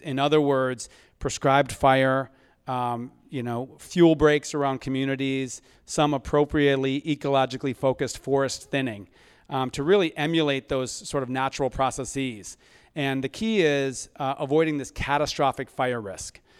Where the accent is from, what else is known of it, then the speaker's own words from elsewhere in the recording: Ann Arbor, Michigan, United States; now in California, United States; I grew up in Ann Arbor, Michigan